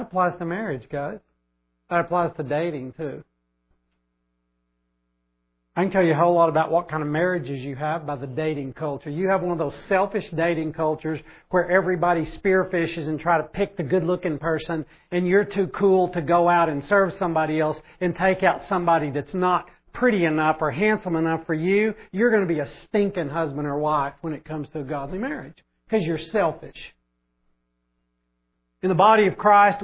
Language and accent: English; Oklahoma, United States; I grew up in Oklahoma